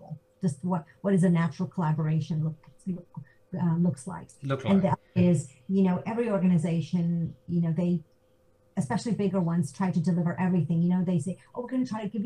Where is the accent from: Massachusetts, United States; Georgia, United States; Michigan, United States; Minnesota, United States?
Georgia, United States; moved away as an adult; also born or lived in Zambia / San Jose, California / New York; now in Zurich, Switzerland; I grew up in Georgia. My parents are in Atlanta.